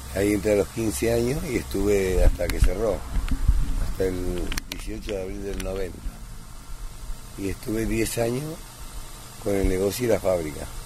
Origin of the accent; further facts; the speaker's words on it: Luján, Buenos Aires Province, Argentina; also born or lived in Italy; yo del año 58 que vivía acá en la esquina, así que prácticamente nací acá. Nací en Italia, pero vine a los cuatro años